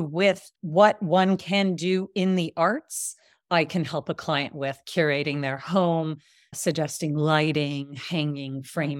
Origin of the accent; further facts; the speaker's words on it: Canada; also born or lived in Israel; But I grew up in Canada. I grew up in Israel. I lived in both places, but always was in big cities until 20 years ago.